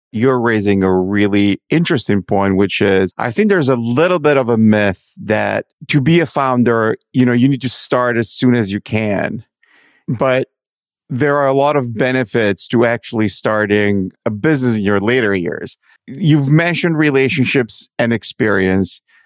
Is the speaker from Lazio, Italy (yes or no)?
no; Milan, Lombardy, Italy; I'm from Milano.